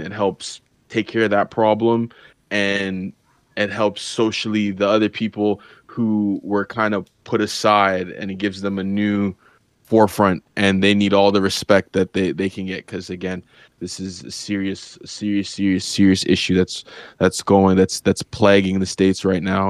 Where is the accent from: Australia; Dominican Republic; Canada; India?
Canada; as a Canadian